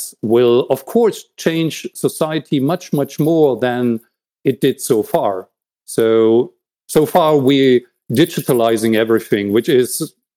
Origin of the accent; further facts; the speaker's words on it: East Germany, Germany; I was born in East Germany